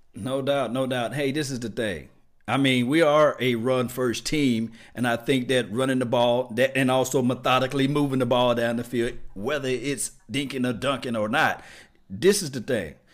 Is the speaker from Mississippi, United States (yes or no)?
yes; Natchez, Mississippi, United States; I'm from Linwood, Natchez, Mississippi